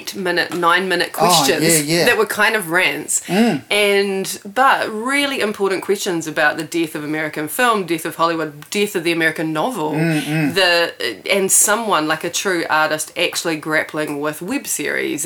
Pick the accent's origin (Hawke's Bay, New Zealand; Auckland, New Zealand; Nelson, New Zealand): Nelson, New Zealand; moved away as an adult; I'm from Nelson